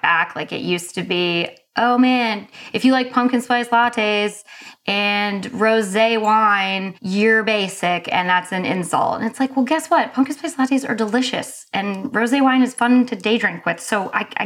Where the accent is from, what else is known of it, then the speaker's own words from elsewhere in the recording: North Carolina, United States; I'm from North Carolina